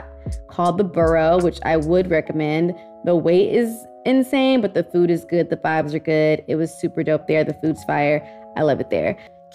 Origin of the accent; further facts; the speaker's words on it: Houston, Texas, United States; we're all from Houston